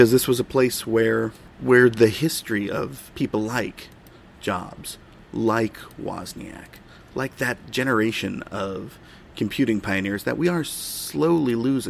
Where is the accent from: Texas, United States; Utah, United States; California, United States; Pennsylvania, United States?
California, United States; Silicon Valley; Growing up in Silicon Valley, you quickly learn that the sort of the giants of tech that you experience are everywhere